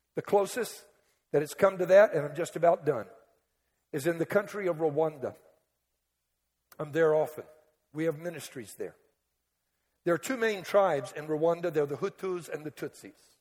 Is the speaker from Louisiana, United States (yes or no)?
yes; Cajun, Louisiana, United States; I'm Cajun. We Cajuns in a category all by ourselves.